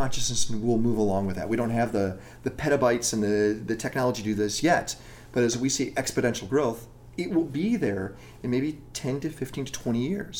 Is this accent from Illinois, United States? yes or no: yes; Chicago, Illinois, United States; now in Los Angeles, United States; I'm from Chicago